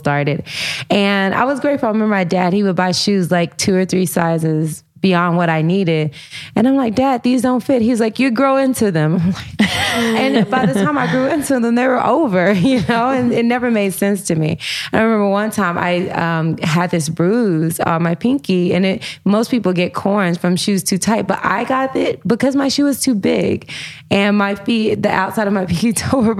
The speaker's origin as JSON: {"language": "English", "town": "Humboldt", "region": "Tennessee", "country": "United States", "tie": "born or raised there", "said": "I grew up, you know, in Humboldt, Tennessee"}